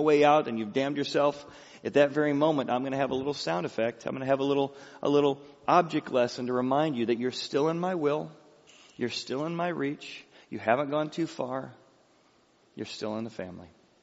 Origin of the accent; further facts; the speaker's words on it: Peoria, Illinois, United States; I grew up in Peoria, Illinois